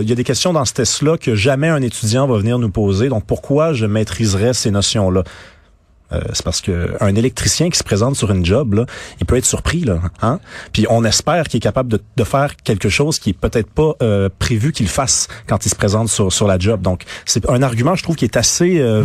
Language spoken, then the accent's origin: French; Montreal, Quebec, Canada; born or raised there